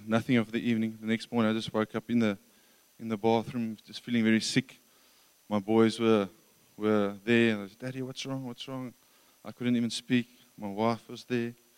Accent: Krugersdorp, Gauteng, South Africa; moved away; also born or lived in Johannesburg; I grew up in Johannesburg um, from Krugersdorp or Kriersdorp uh, west west of Joburg.

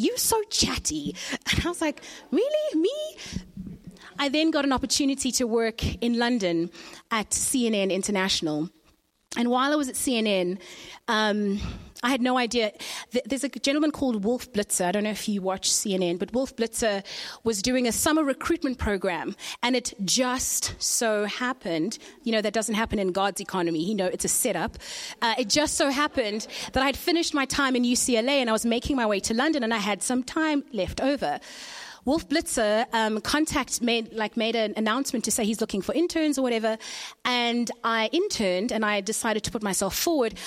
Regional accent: Zimbabwe; I was born in Zimbabwe.

